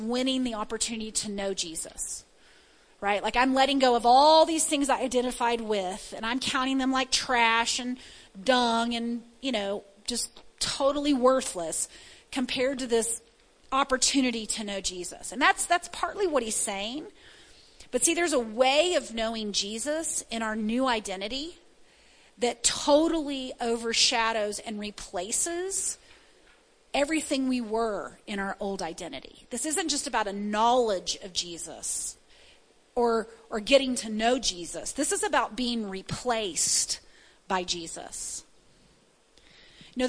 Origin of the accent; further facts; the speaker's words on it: the South, United States; I was born in the South